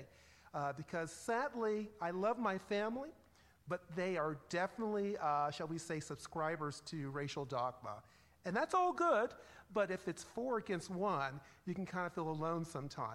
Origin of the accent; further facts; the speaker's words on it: Chesterfield County, Virginia, United States; also born or lived in Richmond, Virginia; I actually came of age in the 1970s in a southern suburb, Chesterfield County, Virginia.